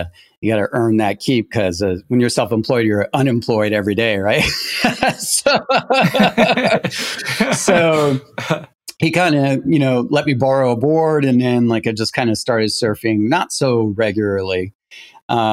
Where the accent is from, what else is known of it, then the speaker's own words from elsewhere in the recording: Quebec, Canada; moved away; I'm originally from Quebec, Canada